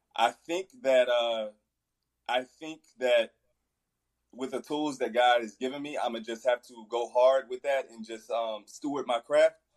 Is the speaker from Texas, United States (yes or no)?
yes; Fort Worth, Texas, United States; I'm from Fort Worth